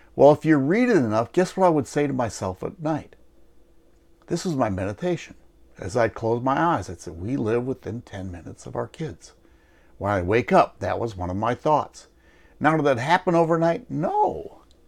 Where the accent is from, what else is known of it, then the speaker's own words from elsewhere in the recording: Wisconsin, United States; moved away; I'm originally from Wisconsin